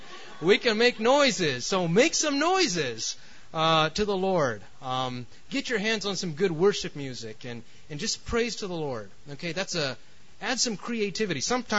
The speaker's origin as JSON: {"language": "English", "town": "New York City", "region": "New York", "country": "United States", "also_born_or_lived": "California", "said": "I'm from California, and man, we just couldn't wait to get out of New York City because New York. No offense to New York City. I mean, I'm from there originally, but it's very intense."}